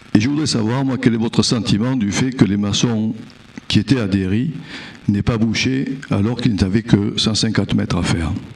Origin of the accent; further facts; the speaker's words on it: Bordeaux, Nouvelle-Aquitaine, France; je suis bordelais, je parle pas très bien anglais